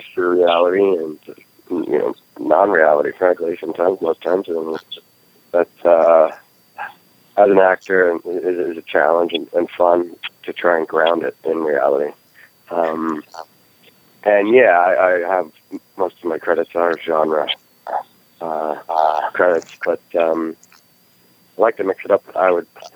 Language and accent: English; United States; also born or lived in Oregon; I'm an American.